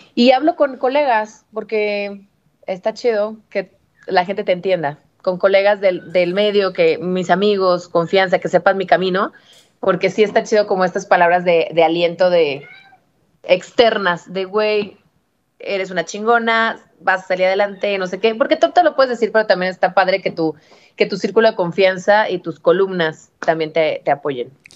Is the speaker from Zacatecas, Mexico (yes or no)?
no; Guadalajara, Jalisco, Mexico; moved away as an adult; now in Mexico City, Mexico; yo soy de Guadalajara